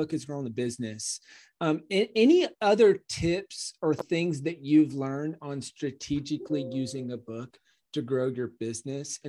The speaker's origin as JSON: {"language": "English", "region": "South Carolina", "country": "United States", "tie": "born or raised there", "said": "I grew up in South Carolina"}